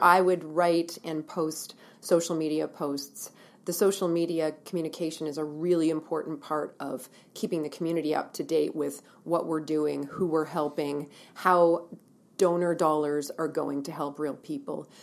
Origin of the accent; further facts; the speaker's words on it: Ontario, Canada; moved away as an adult; also born or lived in Ottawa / Halifax, Nova Scotia / Vancouver; now in Kelowna, Canada; I'm born and raised in Ontario, and lived there